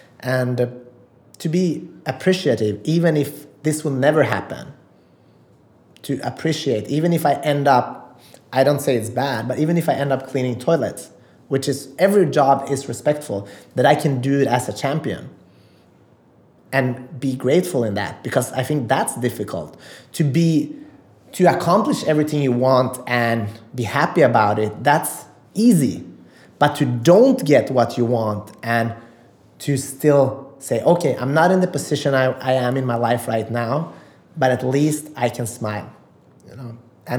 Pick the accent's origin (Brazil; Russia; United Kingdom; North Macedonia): North Macedonia; English is a second language; And champion od život, I'm from original from Macedonia, and that means a winner in life.